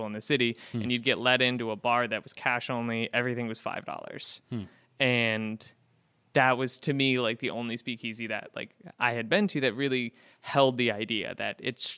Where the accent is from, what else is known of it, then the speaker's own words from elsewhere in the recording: West Coast, United States; moved away as an adult; also born or lived in Florida; now in Syracuse, United States; I'm not from here, and I grew up on the West Coast, and when I moved to the East Coast, I moved to Florida when I was 19